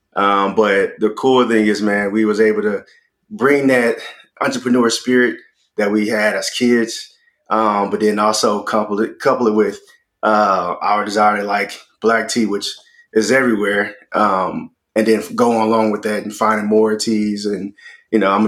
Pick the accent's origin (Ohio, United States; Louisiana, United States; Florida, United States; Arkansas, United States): Louisiana, United States; Baton Rouge; now in New York City, United States; our father having a grocery store back in Baton Rouge, Louisiana